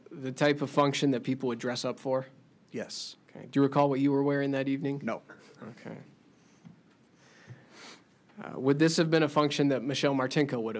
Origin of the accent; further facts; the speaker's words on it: Cedar Rapids, Iowa, United States; in Cedar Rapids, Iowa.